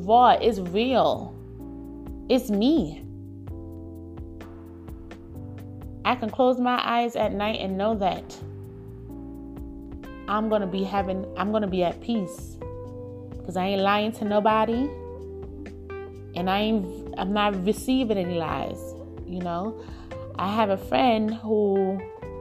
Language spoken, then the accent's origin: English; New York City, New York, United States; growing up in Brooklyn